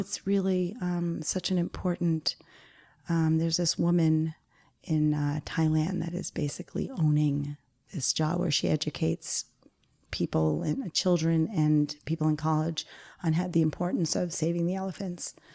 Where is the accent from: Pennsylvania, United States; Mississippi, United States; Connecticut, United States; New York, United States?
New York, United States; Garden City South; it's where I grew up in Garden City South